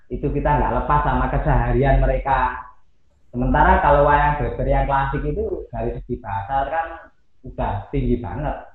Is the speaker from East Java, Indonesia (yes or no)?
yes; Malang, East Java, Indonesia; Saya lahir di Malang, otomatis eh, kecintaan saya sama desa saya, Glagadowo itu hmm. itu nggak bisa lepas.